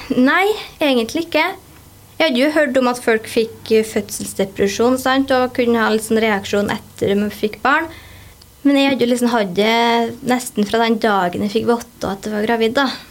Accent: Ålen, Trøndelag, Norway; also born or lived in Haltdalen; jeg kommer opprinnelig fra Haltdalen. Og så flytta vi til Ålen når jeg gikk sånn i tredje klasse. Og der har jeg egentlig bare bodd.

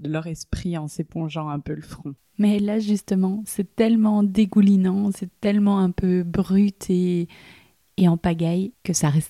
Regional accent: Liège, Wallonia, Belgium; On vient de Bruxelles, mais moi je viens de Liège

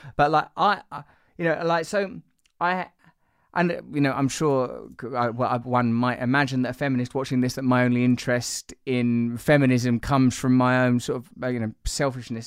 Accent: England, United Kingdom; as an English person

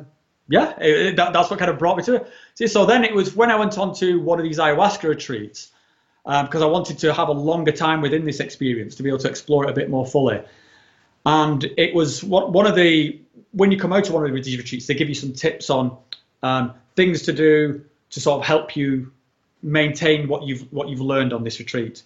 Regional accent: England, United Kingdom; moved away as an adult; also born or lived in mainland Europe; when I was in like my late 30s, I relocated from England into sort of mainland Europe

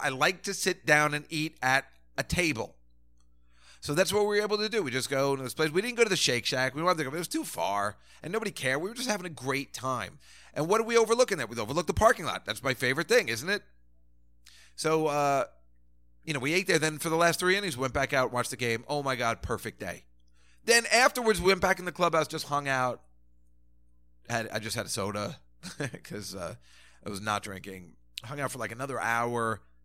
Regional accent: New Jersey, United States; also born or lived in Sheepshead Bay, Brooklyn, New York; I grew up in Jersey and, you know, certainly, uh, and grew up in Sheepshead Bay, Brooklyn

